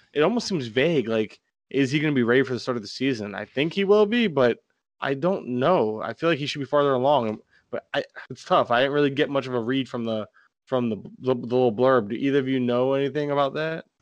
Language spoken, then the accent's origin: English; Florida, United States; I'm from Florida